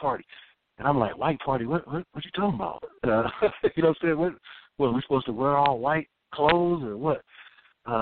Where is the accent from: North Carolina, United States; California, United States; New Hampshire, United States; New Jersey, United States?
California, United States; Oakland; I'm from Oakland, man. We ain't, you know what I'm saying? We some players from Oakland